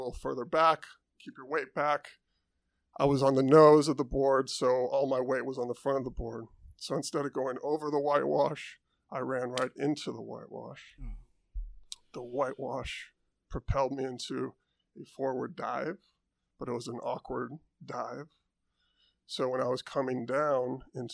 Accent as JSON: {"language": "English", "town": "Santa Cruz", "region": "California", "country": "United States", "tie": "born or raised there", "said": "I grew up in Santa Cruz, California"}